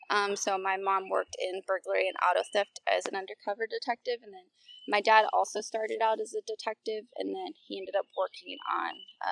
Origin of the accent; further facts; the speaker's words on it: Downey, California, United States; Yeah, so I grew up in Southern California, Los Angeles, and then even more specifically Downey, California.